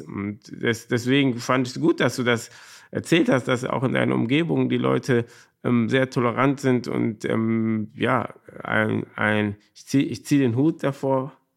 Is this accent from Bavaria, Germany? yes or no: no; Cologne, North Rhine-Westphalia, Germany; ich bin in Korweiler groß geworden